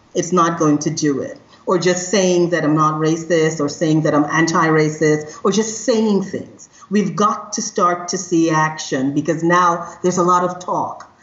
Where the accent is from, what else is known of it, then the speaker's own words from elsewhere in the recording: Trinidad & Tobago; moved away; I am originally from Trinidad and Tobago. So I come from a country that is very diverse